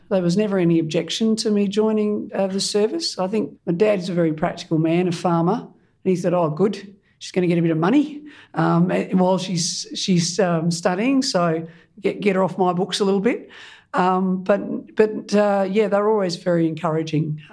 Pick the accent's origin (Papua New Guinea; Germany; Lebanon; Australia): Australia; Kangarilla, South Australia; I was born in South Australia and grew up in a small country town called Kangarilla